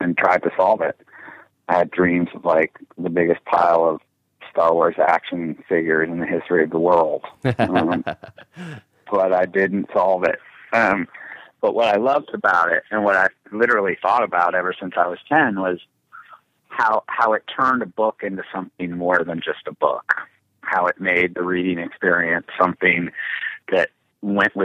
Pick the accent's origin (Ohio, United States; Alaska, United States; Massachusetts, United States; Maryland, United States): Ohio, United States; Cleveland; I grew up in Cleveland